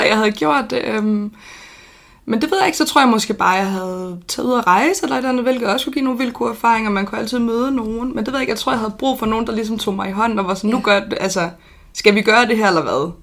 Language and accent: Danish; Odense, Southern Denmark, Denmark; født og opvokset i Odense